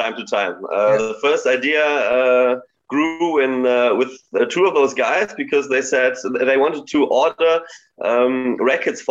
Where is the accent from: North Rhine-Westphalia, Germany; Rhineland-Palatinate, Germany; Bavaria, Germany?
North Rhine-Westphalia, Germany; Bielefeld; I'm from Bielefeld